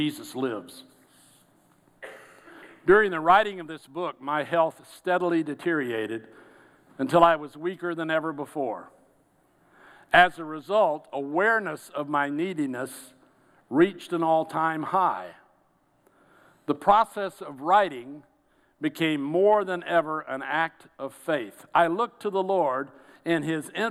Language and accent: English; Georgia, United States; I'm from Georgia